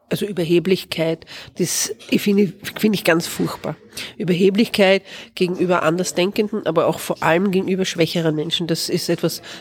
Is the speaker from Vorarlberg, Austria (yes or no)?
no; Vienna, Austria; born there; Ich bin in Wien geboren.